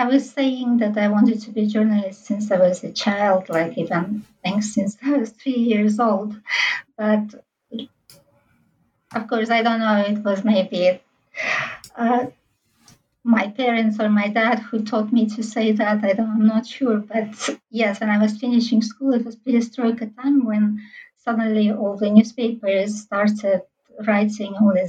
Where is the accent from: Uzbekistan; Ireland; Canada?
Uzbekistan; Tashkent; English is a second language; we were growing up in central Tashkent in this big apartment block full of different people, very mixed ethnic backgrounds and social backgrounds.